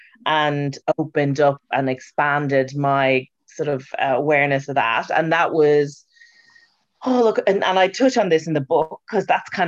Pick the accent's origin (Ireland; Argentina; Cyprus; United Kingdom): Ireland; As an Irish person